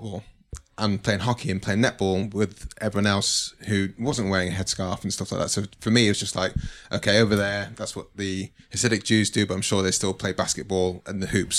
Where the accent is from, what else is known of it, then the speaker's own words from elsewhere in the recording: Manchester, North West England, United Kingdom; Where I grew up in Manchester, I kind of grew up in a very mixed community. So friends were Jewish, friends were Muslim of different kind of denominations.